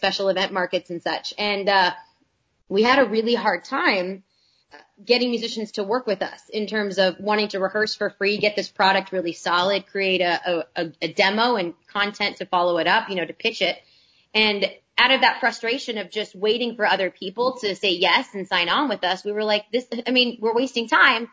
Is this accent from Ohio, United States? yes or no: no; Arlington, Texas, United States; I grew up in Arlington, Texas